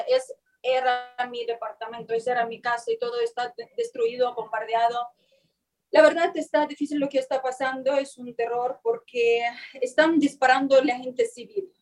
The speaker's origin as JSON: {"language": "Spanish", "town": "Poltava", "region": "Poltava Oblast", "country": "Ukraine", "second_language": "Spanish", "moved": "yes", "said": "somos ucranianos"}